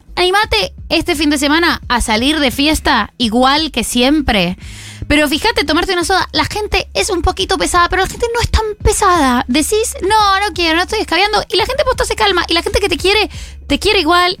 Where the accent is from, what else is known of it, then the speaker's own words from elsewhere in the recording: Colombia; como buena colombiana, empecé a consumir alcohol desde que tengo 15 años